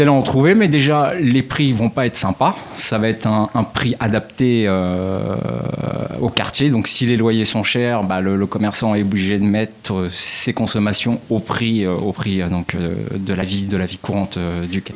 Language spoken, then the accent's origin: French; Paris, Île-de-France, France; je suis né à Paris, hein. je suis parisien euh, depuis donc j'ai un certain âge maintenant. J'ai vu Paris changer